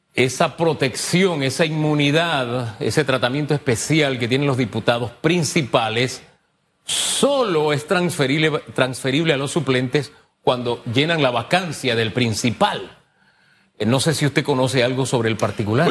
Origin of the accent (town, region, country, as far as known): Panama